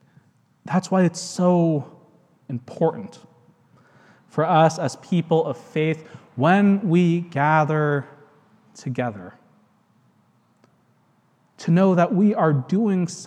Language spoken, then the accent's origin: English; United States; I'm American. I'm happy to live here.